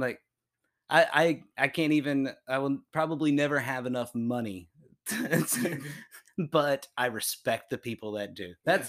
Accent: Jacksonville, Florida, United States; now in Tampa, United States; I was born and raised in Jacksonville for first 19 years of my life

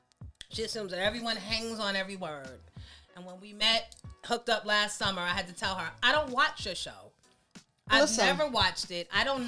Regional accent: New York City, New York, United States; I'm from Queens

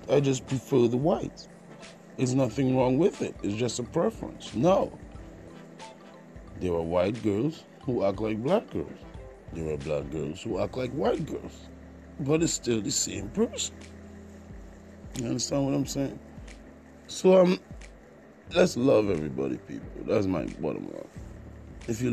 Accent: Trinidad & Tobago; also born or lived in Jamaica; I'm from the Caribbean. I was born in Trinidad and Tobago, grew up, spent some time in Jamaica by my other family members, so I do have an accent

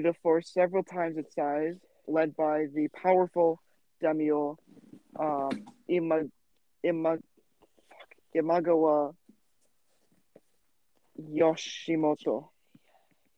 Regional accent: United States; I'm American.

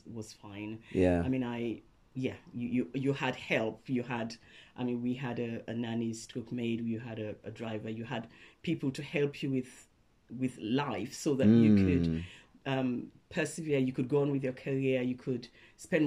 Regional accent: Freetown, Western Area, Sierra Leone; moved away as an adult; now in United Kingdom; I was born in Freetown, Sierra Leone.

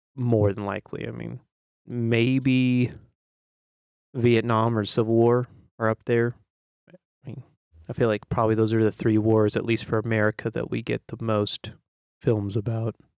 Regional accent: United States; as an American

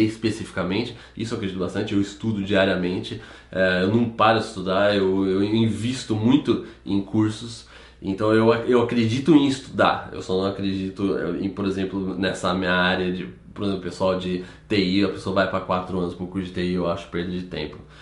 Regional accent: Campinas, São Paulo, Brazil; A gente morava no centro de Campinas

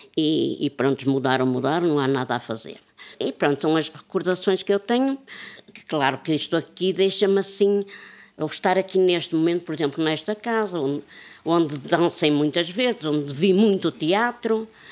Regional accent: Porto, Norte, Portugal; moved away; eu já saí de Miragaia há 40 e tal anos

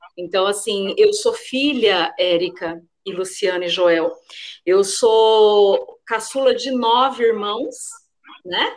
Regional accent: Paraná, Brazil; moved away; no Paraná, né, onde, de onde eu sou, de onde eu vim

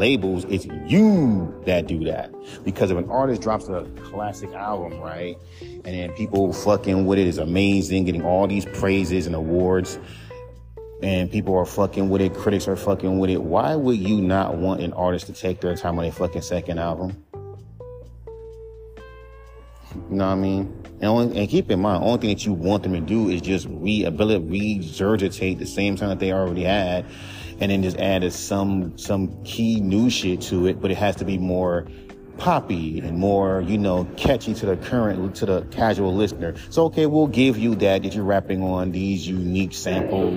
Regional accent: Los Angeles, California, United States; I'm from California

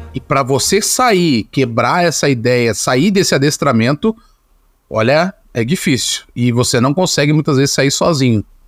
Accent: Brazil; Nossa história como, como brasileiro

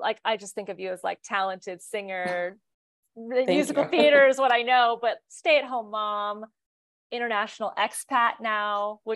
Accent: Kansas City, United States; And we grew up together in Kansas City in the United States.

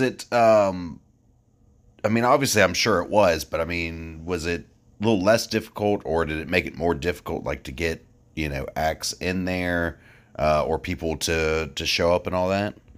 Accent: Franklin County, Virginia, United States; also born or lived in Roanoke, Virginia; I grew up in Franklin County, but I've lived in Roanoke, you know, as well for the last, you know, ten years or so

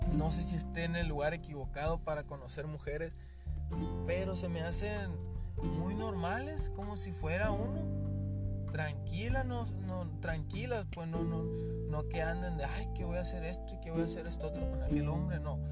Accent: Mexico; yo soy de México

